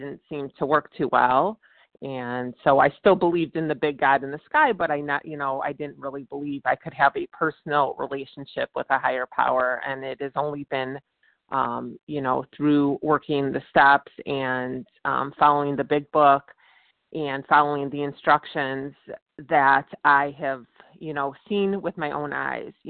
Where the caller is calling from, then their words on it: Virginia, United States; I'm calling from Virginia.